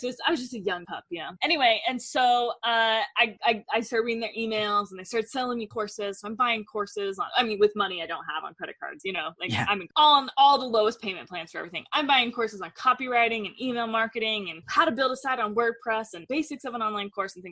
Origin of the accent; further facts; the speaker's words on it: Denver, Colorado, United States; now in Utah, United States; I'm from Denver, currently living in Utah